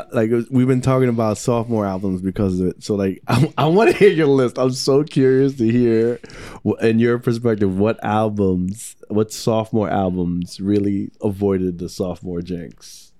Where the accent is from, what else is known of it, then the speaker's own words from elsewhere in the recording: New York City, New York, United States; I'm from Queens